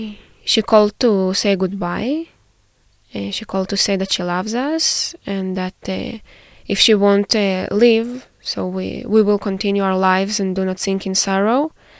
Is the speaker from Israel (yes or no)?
yes; Israel; I'm 24 years old. Born and raised in Israel, and now currently I'm a master's student at the Hebrew University of Jerusalem.